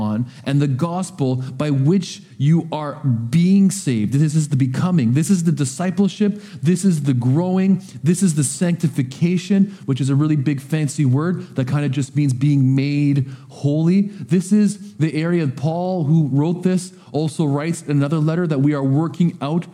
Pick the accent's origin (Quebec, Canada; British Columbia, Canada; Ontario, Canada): British Columbia, Canada; Coquitlam; now in Powell River, Canada; I was raised in Coquitlam